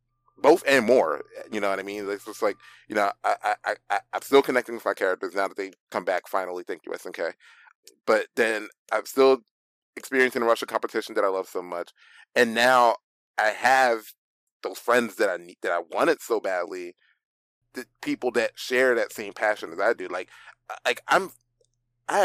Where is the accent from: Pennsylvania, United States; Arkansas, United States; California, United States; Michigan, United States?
Pennsylvania, United States; Philadelphia; growing up in Philly